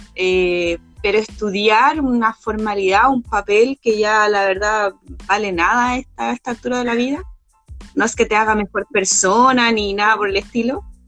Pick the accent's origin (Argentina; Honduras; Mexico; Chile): Chile; Santiago, Santiago Metropolitan Region; yo que he vivido gran parte de mi vida en la zona norte de este país, en la zona un poco más urbana de la zona norte